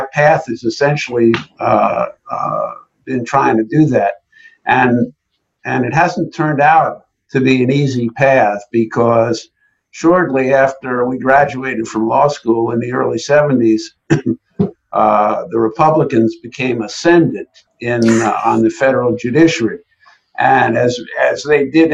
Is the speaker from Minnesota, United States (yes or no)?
no; Long Island, New York, United States; also born or lived in Chicago; I grew up on Long Island